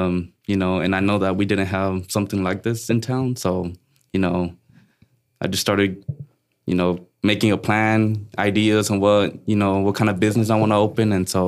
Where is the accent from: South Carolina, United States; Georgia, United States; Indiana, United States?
Georgia, United States; Dalton; Born and raised here